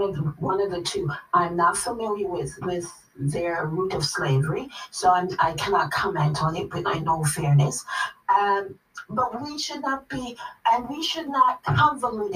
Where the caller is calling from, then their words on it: London, United Kingdom; I'm calling from London